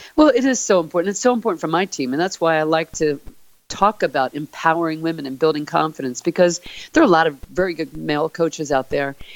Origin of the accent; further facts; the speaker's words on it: Philadelphia, Pennsylvania, United States; moved away; growing up in Philly